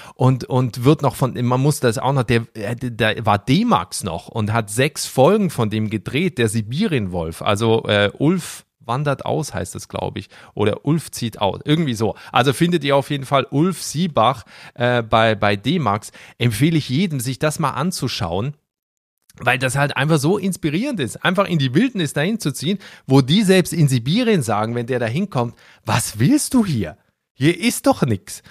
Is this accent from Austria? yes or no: no; Switzerland; moved away as an adult; now in Berlin, Germany; ich komme aus der Schweiz vom Land, mhm. also aus so einem kleinen Dorf